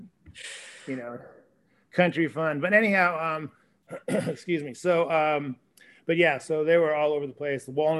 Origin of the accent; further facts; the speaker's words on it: California, United States; also born or lived in Malibu, California / Mendocino County, California; My parents bought this property in 1968. I went to high school here